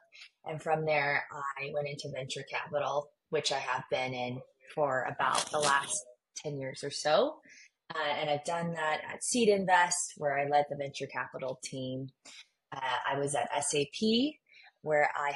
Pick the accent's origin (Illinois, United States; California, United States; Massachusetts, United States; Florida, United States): California, United States; Southern; born or raised there; also born or lived in Beijing, China